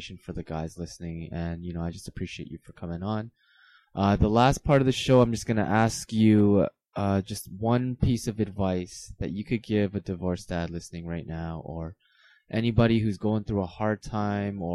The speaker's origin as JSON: {"language": "English", "country": "Canada", "tie": "born or raised there", "said": "growing up in Canada, especially just the whole multicultural scene"}